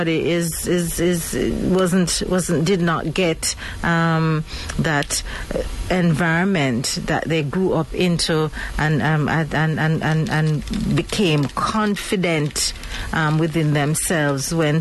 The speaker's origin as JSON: {"language": "English", "country": "Jamaica", "said": "as we Jamaican call it"}